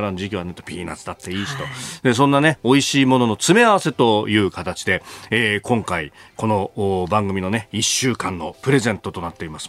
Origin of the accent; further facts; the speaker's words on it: Yokosuka, Kanagawa, Japan; 私は神奈川の横須賀の出身なんですけど